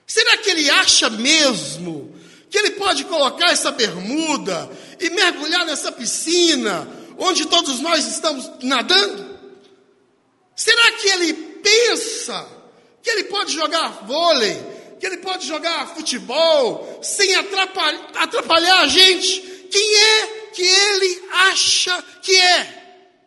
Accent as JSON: {"language": "Portuguese", "town": "Paracatu", "region": "Minas Gerais", "country": "Brazil", "tie": "born or raised there", "moved": "yes", "said": "onde eu nasci, em Paracatu. A gente era criança"}